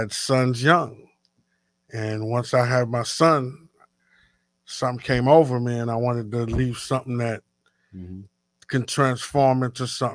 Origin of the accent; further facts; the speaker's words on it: Port-au-Prince, Ouest, Haiti; moved away; I'm from Haiti. I was right. born in Haiti, Port-au-Prince